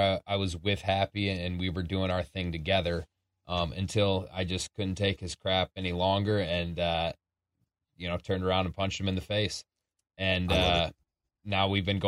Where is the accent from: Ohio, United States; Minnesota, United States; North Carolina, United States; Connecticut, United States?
Minnesota, United States; Minneapolis; my hometown at the Target Center, where I've grown up and gotten to so many games over the years of the Timberwolves